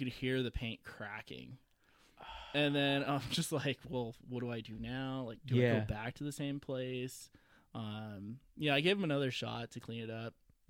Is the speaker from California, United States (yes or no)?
yes; Southern California, United States; moved away as an adult; also born or lived in Las Vegas; I actually I grew up in Southern California.